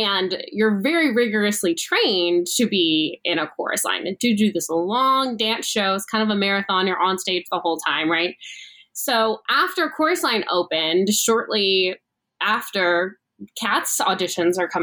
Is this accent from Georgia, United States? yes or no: yes; Atlanta, Georgia, United States; now in New York City, United States; I live in New York City now, but I'm from Atlanta.